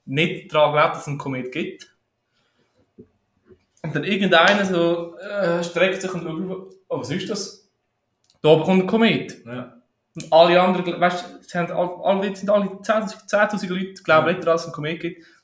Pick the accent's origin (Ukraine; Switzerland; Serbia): Switzerland; Graubünden; für mich als Bündner